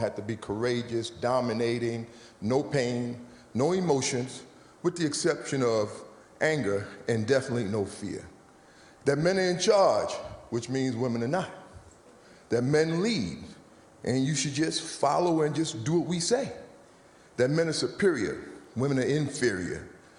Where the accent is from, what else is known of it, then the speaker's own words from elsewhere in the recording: New York City, New York, United States; So I grew up in New York City, between Harlem and the Bronx.